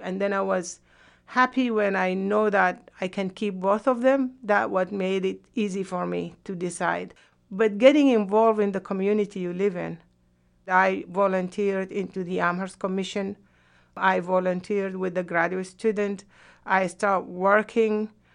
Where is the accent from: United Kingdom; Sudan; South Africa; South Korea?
Sudan; moved away as an adult; also born or lived in Yemen; now in United States